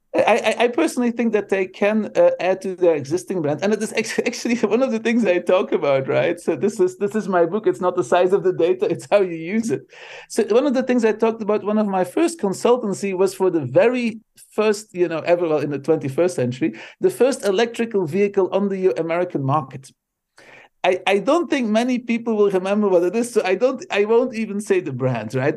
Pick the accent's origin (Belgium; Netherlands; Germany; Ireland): Belgium; first language Dutch; English is a second language; moved away as an adult; now in United States; I I immigrated from Belgium to the states